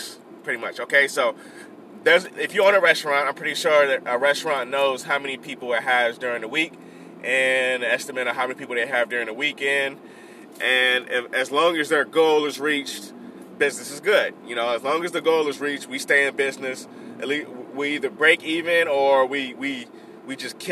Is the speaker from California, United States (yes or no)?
yes; Compton, California, United States; also born or lived in Bellflower / Long Beach; My birthplace is Compton, so I always say Compton is where I'm from